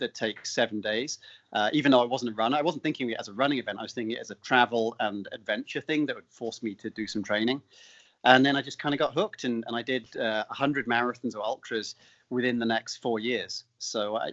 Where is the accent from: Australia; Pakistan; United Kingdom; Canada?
United Kingdom; moved away as an adult; also born or lived in London; I don't come from the US. So in the UK, I was playing cricket and soccer